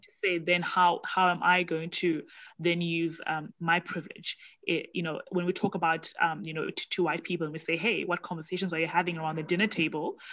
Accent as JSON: {"language": "English", "country": "South Africa", "said": "as a South African"}